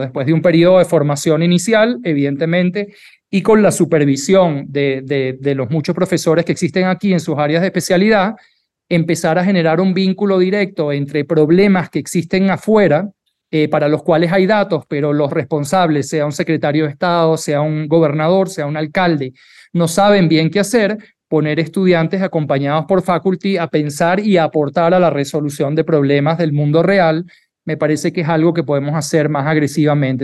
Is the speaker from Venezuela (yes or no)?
yes; Venezuela; now in Mexico; soy venezolano, en Venezuela cuando tú estudias medicina